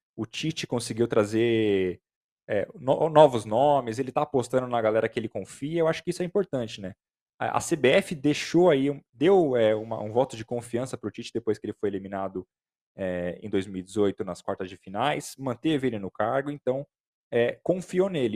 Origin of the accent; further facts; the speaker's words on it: Brazil; a gente é, é brasileiro